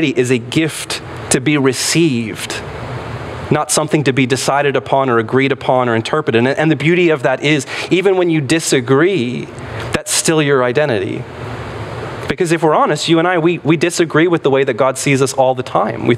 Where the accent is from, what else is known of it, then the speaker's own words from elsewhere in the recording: United States; in our country, in the United States of America